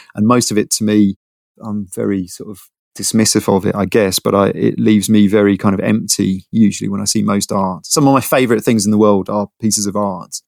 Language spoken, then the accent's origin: English; London, United Kingdom; I grew up in London. I'm one of the six percent of Londoners who are from London. I grew up in Bounds Green